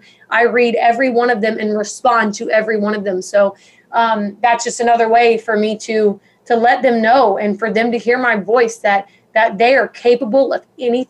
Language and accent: English; Georgia, United States; born there; And, you know, I grew up, I was born in Georgia, and my parents struggled with addiction and depression